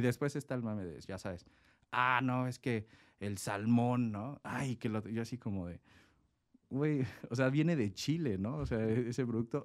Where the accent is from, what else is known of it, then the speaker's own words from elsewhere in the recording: Mexico City, Mexico; moved away as an adult; now in Tecate, Mexico; Yo soy originario de la Ciudad de México, mis padres son japoneses, yo nací en la Ciudad de México